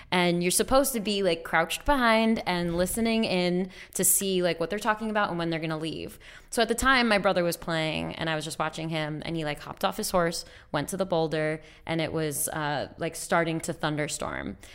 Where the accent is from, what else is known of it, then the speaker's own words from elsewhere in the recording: New York, United States; moved away; I could say that I'm from New York